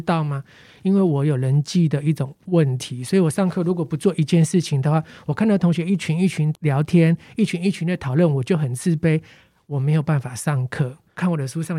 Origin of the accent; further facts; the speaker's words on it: Taipei, Taiwan; 我小时候在万华，生活圈在万华，然后我们邻居呢，也比较多是做底层工作的